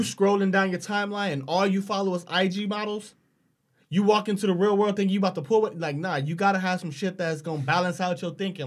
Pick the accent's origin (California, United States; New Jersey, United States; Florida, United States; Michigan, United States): California, United States; Los Angeles; I grew up in South Central Los Angeles